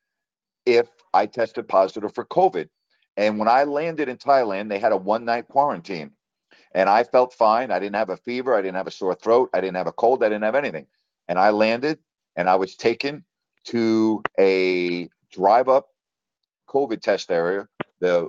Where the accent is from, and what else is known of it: United States